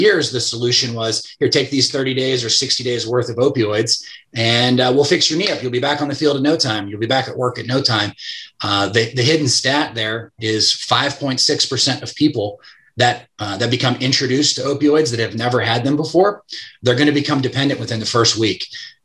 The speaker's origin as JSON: {"language": "English", "town": "Pittsburgh", "region": "Pennsylvania", "country": "United States", "said": "I'm from Pittsburgh."}